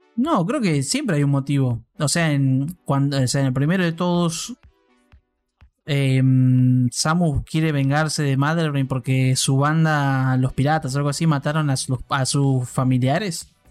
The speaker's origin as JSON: {"language": "Spanish", "country": "Argentina", "said": "mi sangre argentina"}